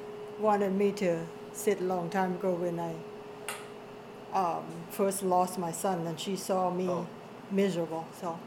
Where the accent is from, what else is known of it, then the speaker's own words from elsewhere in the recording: Laos; now in United States; I grew up in a Buddhist religion. I'm from Laos.